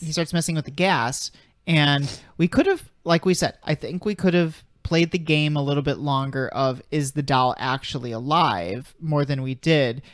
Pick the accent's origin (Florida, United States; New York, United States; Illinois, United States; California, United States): Illinois, United States; Chicago; I'm from Chicago